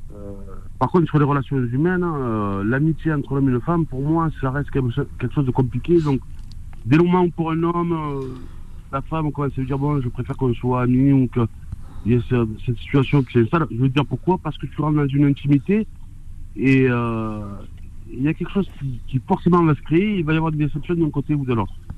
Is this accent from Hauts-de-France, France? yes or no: no; Marseille, Provence-Alpes-Côte d'Azur, France; en tant que Marseillais